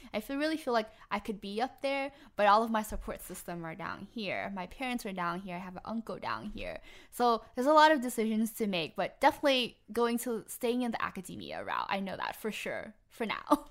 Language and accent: English; Harvey, Louisiana, United States; I'm from the West Bank um, in the more the Harvey area.